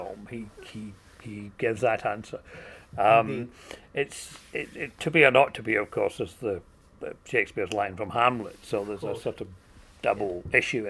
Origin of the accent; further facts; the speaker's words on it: Scotland, United Kingdom; I'm Scottish